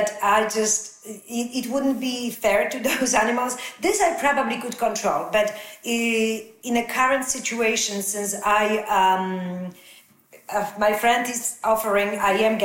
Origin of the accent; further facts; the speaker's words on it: Poland; English is a second language; moved away; growing up in Poland, where we had two channels, definitely 50 years ago.